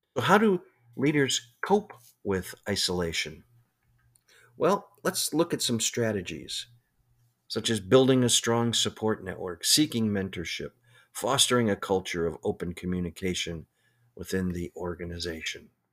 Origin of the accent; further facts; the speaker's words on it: Chicago, Illinois, United States; I grew up in Chicago